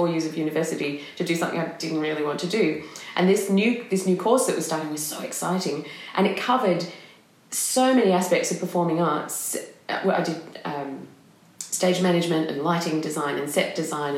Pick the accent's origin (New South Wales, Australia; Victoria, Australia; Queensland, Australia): Victoria, Australia; Melbourne; moved away as an adult; now in Edinburgh, United Kingdom; I grew up in Melbourne, in the outer suburbs of Melbourne